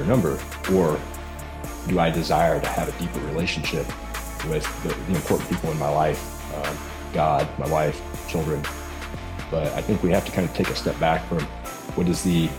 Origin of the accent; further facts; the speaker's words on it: Missouri, United States; moved away as an adult; I grew up in Missouri, and I enlisted in the Navy right out of high school